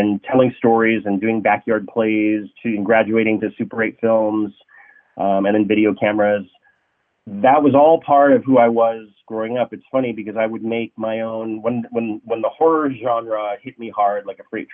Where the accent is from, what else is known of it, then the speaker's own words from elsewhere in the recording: Santa Rosa, California, United States; moved away as an adult; now in Los Angeles, United States; I grew up in Santa Rosa, graduated high school